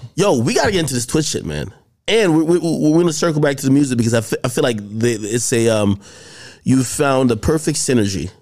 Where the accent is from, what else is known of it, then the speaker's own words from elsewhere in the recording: Jamaica; moved away; I grew up in Jamaica